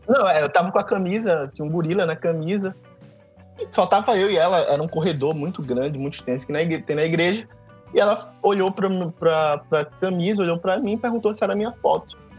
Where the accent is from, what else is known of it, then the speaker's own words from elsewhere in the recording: Recife, Pernambuco, Brazil; Primeiro eu sou pernambucano, o filho de uma pernambucana com carioca, mas nascido em, em Recife. E, é, e, nascido, como a gente fala aqui no Nordeste, nascido ou parido e criado na igreja